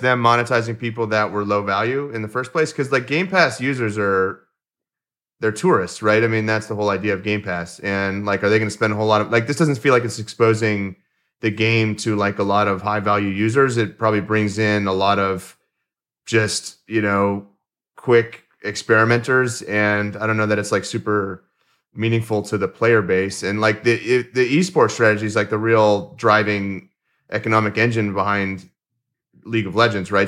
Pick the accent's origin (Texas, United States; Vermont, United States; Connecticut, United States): Texas, United States; Houston; also born or lived in Austin, Texas; I grew up in Houston, which is hotter. than Austin